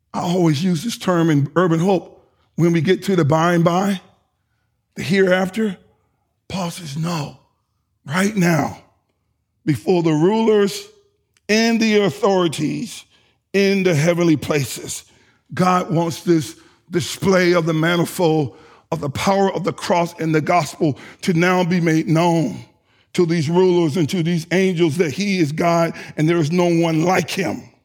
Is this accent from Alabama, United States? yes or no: yes; Sardis, Alabama, United States; moved away; I was from Sardis